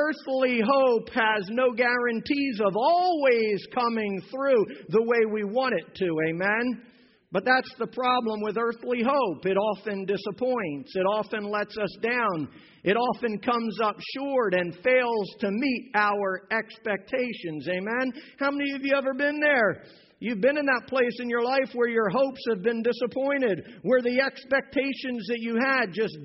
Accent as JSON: {"language": "English", "region": "Pennsylvania", "country": "United States", "tie": "born or raised there", "moved": "yes", "said": "When I was a kid growing up in Pennsylvania"}